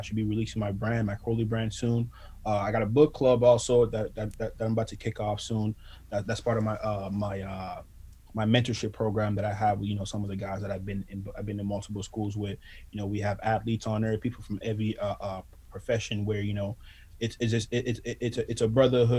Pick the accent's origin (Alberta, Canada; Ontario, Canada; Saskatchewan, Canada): Ontario, Canada; Ottawa; I'm from Ottawa